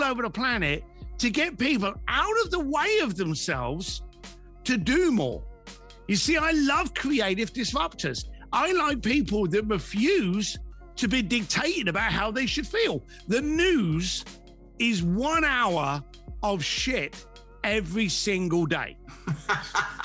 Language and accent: English; London, United Kingdom; as a young lad growing up in East London with no money